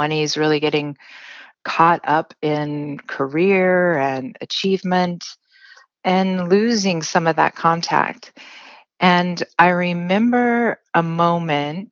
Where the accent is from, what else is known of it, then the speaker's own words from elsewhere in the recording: Central Oregon, United States; I grew up in Central Oregon, so we had some property